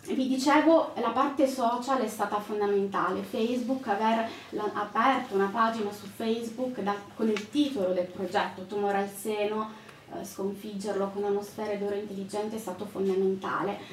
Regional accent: Calabria, Italy; moved away; also born or lived in Lombardy; io sono calabrese

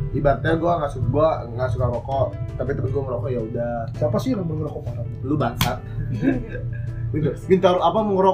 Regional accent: Tangerang, Banten, Indonesia; menurut gua gua yang gua yang dari kecil di Tangerang, sekarang kerja di kerja di ke Jakarta

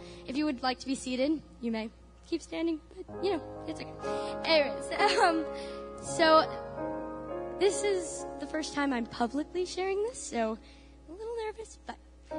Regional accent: California, United States; moved away as an adult; now in Missouri, United States; I mean, I said I'm from California. Moving to Missouri was a big deal for me. I had to leave them and be on my own for a change.

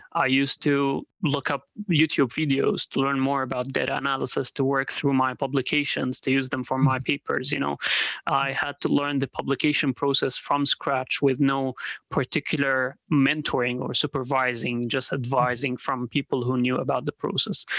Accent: Dubai, United Arab Emirates; moved away as an adult; also born or lived in Syria; now in Rochester, United States; I'm originally from Syria, actually, but I lived most of my life in Dubai, in the UAE.

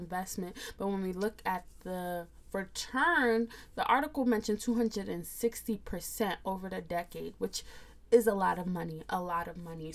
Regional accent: United States; I'm a Nigerian American. I say that because I was born here

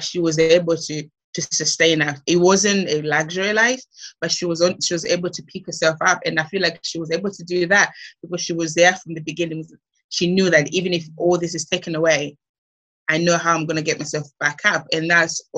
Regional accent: Malawi; moved away as an adult; now in United Kingdom; growing up in Malawi, it was good.

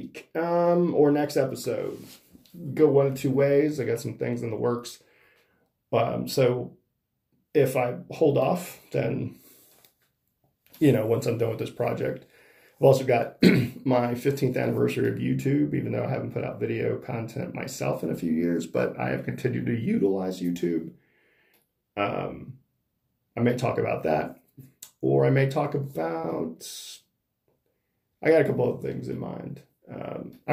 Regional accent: Corpus Christi, Texas, United States; my hometown of Corpus Christi

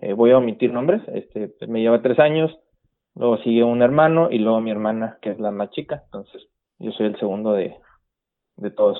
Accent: Guaymas, Sonora, Mexico; moved away as an adult; also born or lived in Los Mochis, Sinaloa; now in San Luis Río Colorado, Mexico; soy sonorense, eh, criado en Guaymas, Sonora, y ahorita residiendo en San Luis Río, Colorado

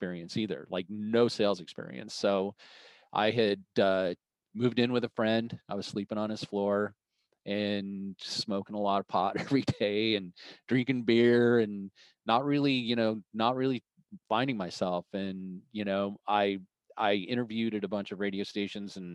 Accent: Boulder, Colorado, United States; moved away as an adult; also born or lived in Arizona; I grew up in Boulder, Colorado, and went to the University of Colorado

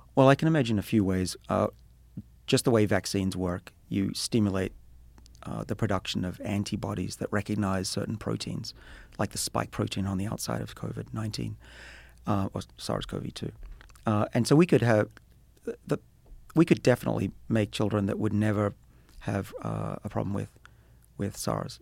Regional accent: Australia; moved away; I'm Australian

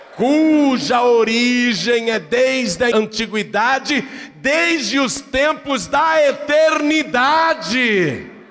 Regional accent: Piracicaba, São Paulo, Brazil; accent: caipira; Eu não tenho vergonha da cidade onde eu nasci

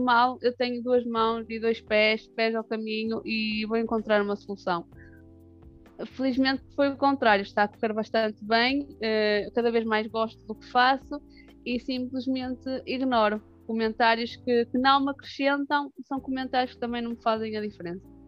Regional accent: Barcelos, Norte, Portugal; accent: northern; pelo sotaque dá para perceber que sou do norte

